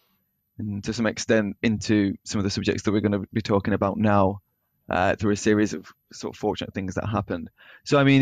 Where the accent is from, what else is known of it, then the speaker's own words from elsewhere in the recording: Burnley, North West England, United Kingdom; Originally from Burnley in East Lancashire